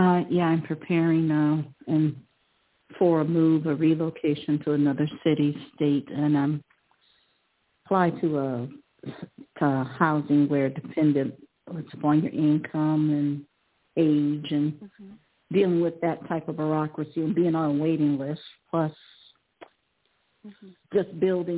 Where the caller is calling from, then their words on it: Cleveland, Ohio, United States; I'm calling from Cleveland.